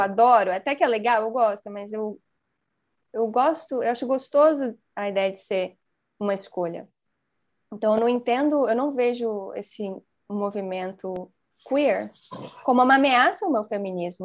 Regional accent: Brazil; Eu sou brasileiro, então eu falo português.

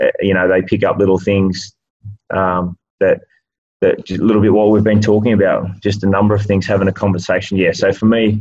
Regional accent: Dubbo, New South Wales, Australia; moved away; So I grew up in Dubbo

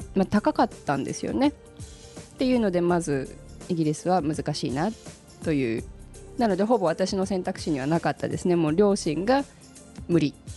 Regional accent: Japan; also born or lived in Australia; 生まれも育ちも日本

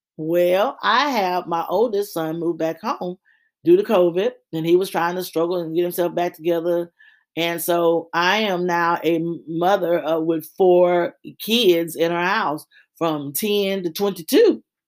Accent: Louisiana, United States; I'm from Louisiana projects.

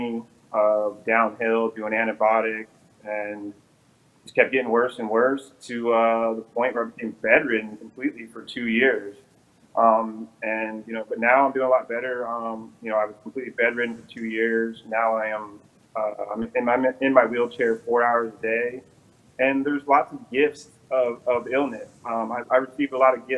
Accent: Eastern Washington, United States; I was born and raised in Eastern Washington

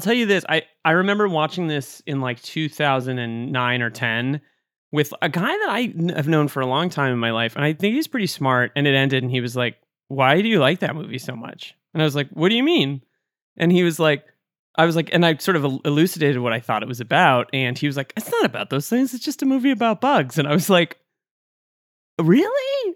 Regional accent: Duxbury, Massachusetts, United States; my hometown of Duxbury, Massachusetts

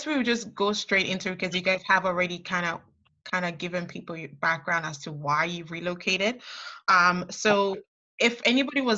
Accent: Ontario, Canada; also born or lived in Ghana; I was born in Ghana, but I came at a young age. And growing up in Canada

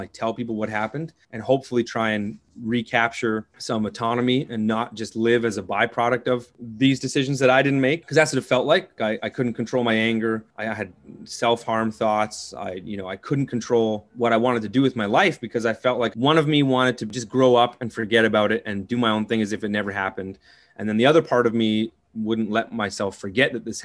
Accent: Southern Ontario, Canada; So I grew up in Southern Ontario, farming, agriculture community.

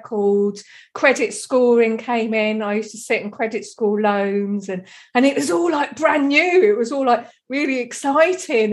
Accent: Deal, South East England, United Kingdom; I'm from Kent. And we're just sort of down in the corner. Like I could see France from where I grew up, like, on the beach at Deal.

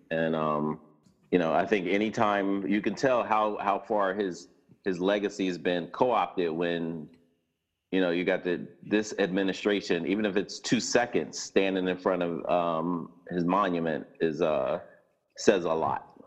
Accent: Philadelphia, Pennsylvania, United States; West Philadelphia, born and raised

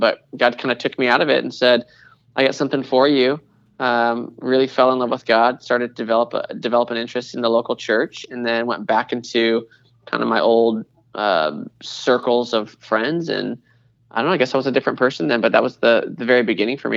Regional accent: Seattle, Washington, United States; moved away as an adult; also born or lived in Portland, Oregon; now in Charlotte, United States; My wife and I happened to move to Charlotte from the Northwest. So we're from Seattle

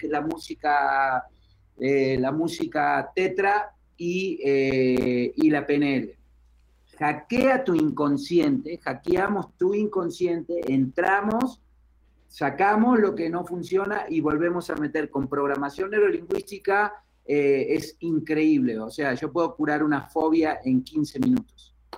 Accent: Uruguay; moved away as an adult; also born or lived in Argentina; now in Mexico; Soy de Uruguay

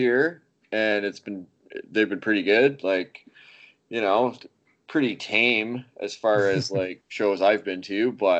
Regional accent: Forest Mills, Ontario, Canada; moved away; also born or lived in Kingston, Ontario / Napanee, Ontario; I'm actually not from Napanee either. I'm from a place called Forest Mills, Ontario, which you will not find on a map unless you're typing it in to Google Maps. It's not even a town. It's like, you know, there's like 15 houses and, you know, there's a dog or whatever kicking around.

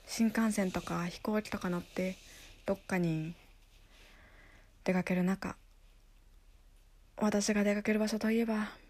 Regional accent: Tokyo, Japan; 私の実家は東京の世田谷区にあって父方の祖母は実家に同居していて

